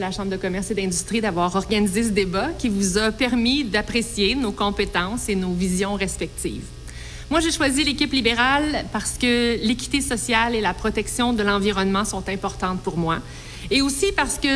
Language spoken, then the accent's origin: French; Quebec, Canada; Je suis une fière québécoise